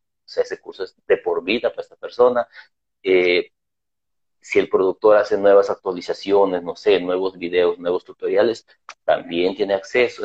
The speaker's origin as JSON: {"language": "Spanish", "region": "Lima", "country": "Peru", "said": "yo soy de Perú, Lima, Perú también"}